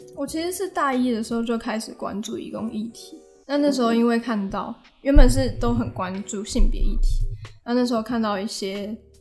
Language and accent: Chinese; Taipei, Taiwan; 那我是台北人，就是从小到大都在， 在台北